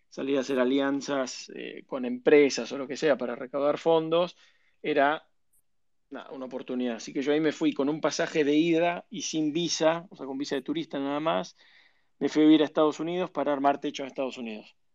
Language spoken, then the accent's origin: Spanish; Buenos Aires, Argentina; also born or lived in Mexico / Venezuela; yo eh, nací en Buenos Aires, de chico viví en, vivimos en, en, México, cinco años, en Venezuela, cuatro años, eh, por laburo de mi viejo, expatriado y demás. Y después yo terminé el colegio en Argentina